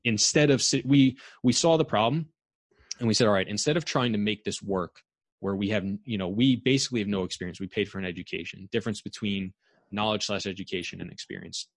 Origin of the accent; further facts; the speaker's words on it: New York, United States; also born or lived in Massachusetts; I'm from New York, born and raised, went to school in Long Island